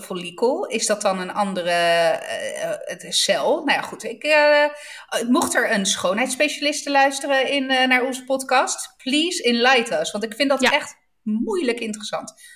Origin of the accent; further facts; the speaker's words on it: Southern Italy, Italy; Ik kom dan toch uit Zuid-Italië